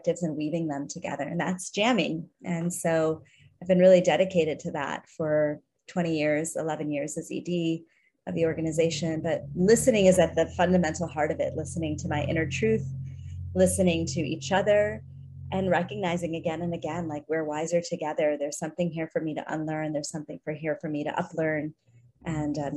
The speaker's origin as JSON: {"language": "English", "town": "Chicago", "region": "Illinois", "country": "United States", "tie": "born or raised there", "said": "I grew up in Chicago in the suburbs of the city as an immigrant kid. My parents are both from India"}